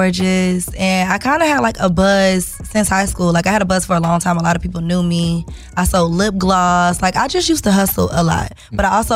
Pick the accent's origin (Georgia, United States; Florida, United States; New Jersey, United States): Georgia, United States; Savannah; also born or lived in St. Louis, Missouri / Michigan City, Indiana / Atlanta, Georgia; I was raised in Savannah, Georgia.